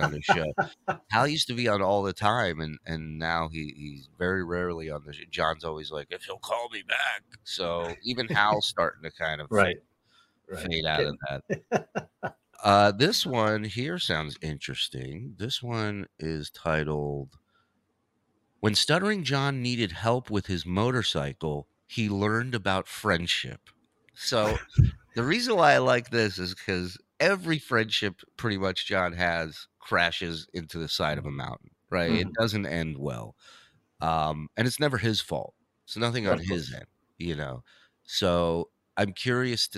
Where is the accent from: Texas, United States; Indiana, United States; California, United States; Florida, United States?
California, United States; Los Angeles; I grew up in Canoga Park. It was a shithole when I was growing up there.